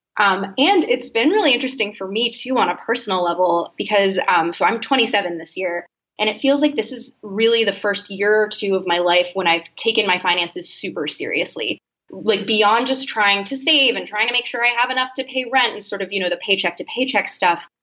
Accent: Boston, Massachusetts, United States; I'm from Boston originally, um, a few minutes outside actually

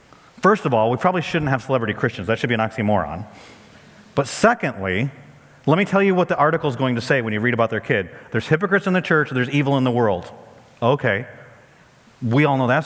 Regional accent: United States; as an American pastor

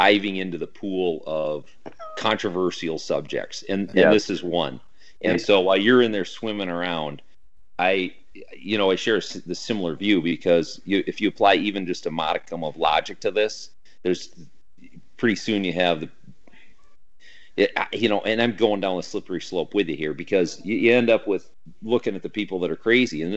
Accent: Minnesota, United States; I'm from Minnesota, although I'm a proud Minnesotan.

